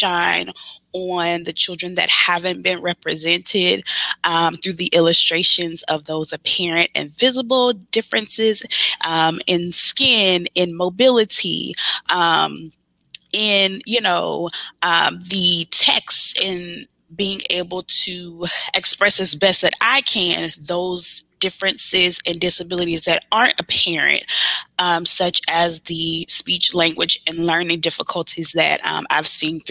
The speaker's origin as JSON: {"language": "English", "town": "Baton Rouge", "region": "Louisiana", "country": "United States", "said": "I am from Baton Rouge, Louisiana"}